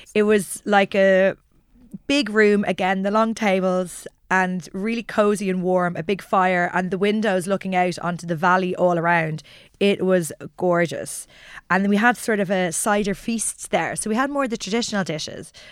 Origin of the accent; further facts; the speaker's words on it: Ireland; growing up in Ireland